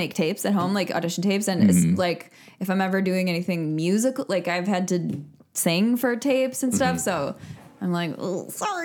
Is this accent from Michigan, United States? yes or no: yes; Michigan, United States; I grew up in Michigan.